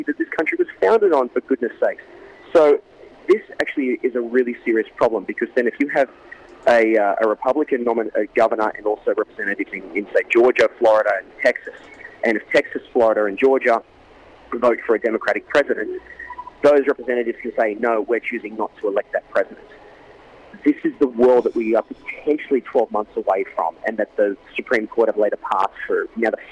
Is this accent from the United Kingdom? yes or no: no; Australia; moved away as an adult; now in Los Angeles, United States; Growing up in Australia